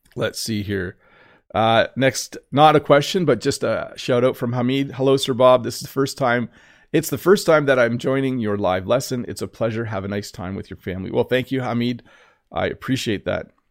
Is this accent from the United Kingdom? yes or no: no; Canada; I'm Canadian.